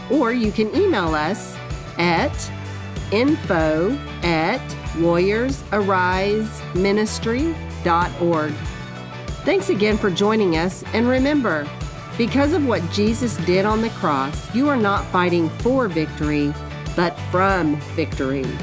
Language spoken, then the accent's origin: English; Texas, United States; I'm from Texas too.